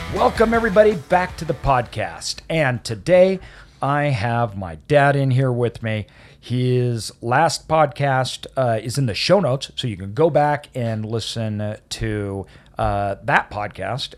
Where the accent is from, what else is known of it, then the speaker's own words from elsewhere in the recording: Idaho, United States; me growing up in Idaho